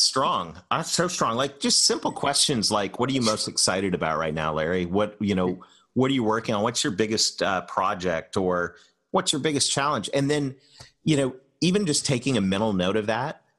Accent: Canada; moved away; I'm Canadian

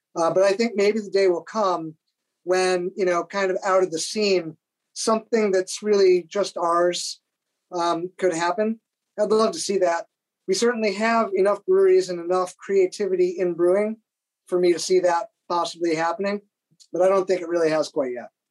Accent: New York, United States; we're from New York State, Jeff

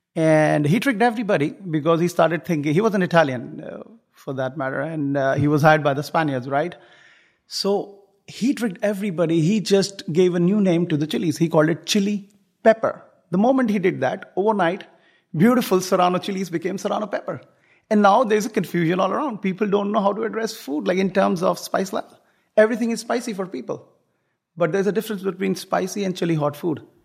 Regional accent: foothills of the Himalayas, northern India, India; moved away as an adult; now in Houston, United States; I come from India, the foothills of the Himalayas, the northern part of India

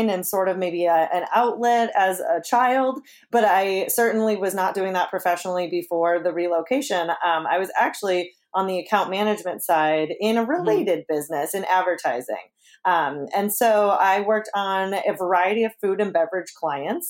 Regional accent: Chicago, Illinois, United States; now in Ohio, United States; I'm actually a Buckeye by choice, not by birth. I'm a Chicago native

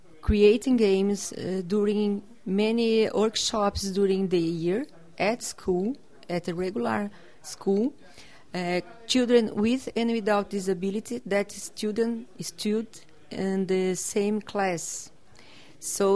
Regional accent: South Region, Brazil; English is a second language; I am from Brazil, south of Brazil.

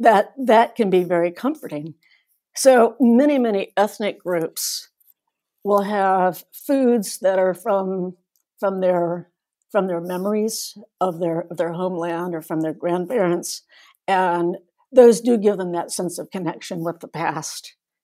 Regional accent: North Carolina, United States; also born or lived in Asia; now in Midwest, United States; I'm from North Carolina originally. I now live in the Midwest. I've actually lived all over Asia when I was growing up, with a number of other countries.

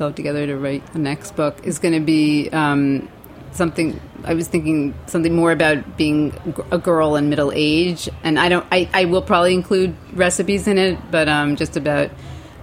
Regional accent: New Jersey, United States; also born or lived in Brooklyn, New York; I grew up in New Jersey. My parents moved there when I was like 5 or 6.

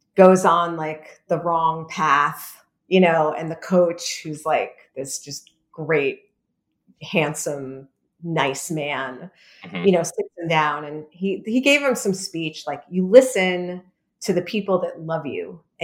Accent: New York, United States; I'm from New York

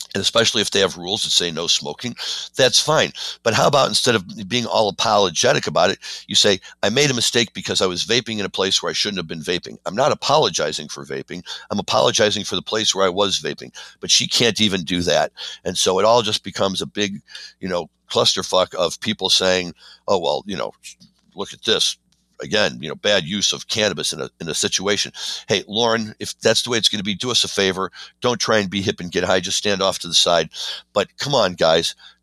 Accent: Missouri, United States; now in Chicago, United States; I'm not often proud to say I'm from Missouri

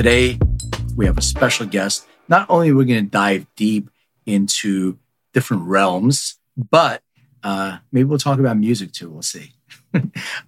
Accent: Philadelphia, Pennsylvania, United States; English is a second language; also born or lived in Lithuania; I grew up in Philadelphia. I didn't know the language

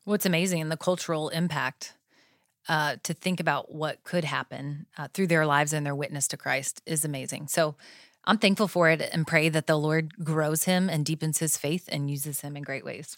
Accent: Florida, United States; I grew up in Florida

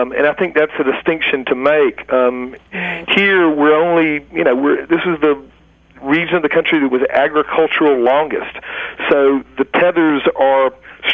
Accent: Clinton, Georgia, United States; moved away as an adult; now in Oxford, Mississippi, United States; I grew up in Georgia, in middle Georgia, a little town called Clinton

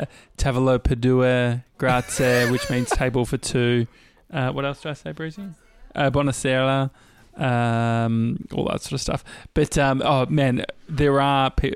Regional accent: near Dandenong, Victoria, Australia; I grew up near Dandenong.

